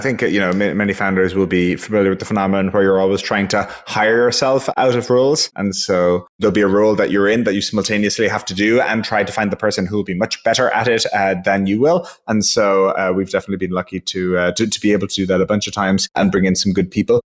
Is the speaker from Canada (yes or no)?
no; Ireland; I'm from Ireland